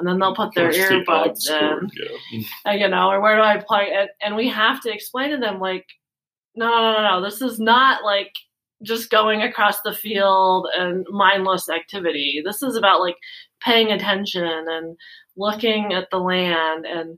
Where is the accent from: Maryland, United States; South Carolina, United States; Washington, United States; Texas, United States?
Washington, United States; Well, I grew up in Washington. I mowed a lot of lawns.